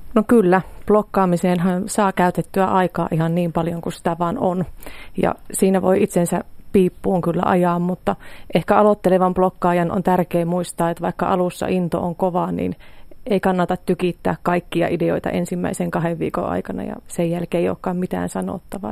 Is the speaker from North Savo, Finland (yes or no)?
yes; Pielavesi, North Savo, Finland; lähtöisin olen Pielavedeltä maatilalta